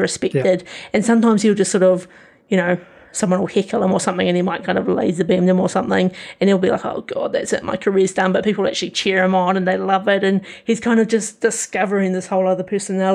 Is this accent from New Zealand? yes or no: yes; New Zealand; as a New Zealander, sometimes it can feel a bit cringy hearing your own accent